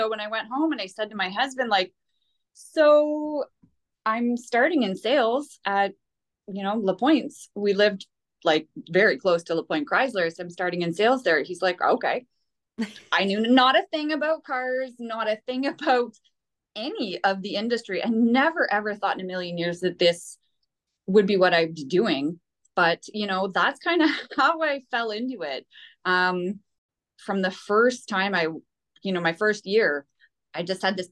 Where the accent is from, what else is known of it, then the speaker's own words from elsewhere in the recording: Petawawa, Ontario, Canada; also born or lived in Pembroke, Canada; I'm born and raised in Petawawa.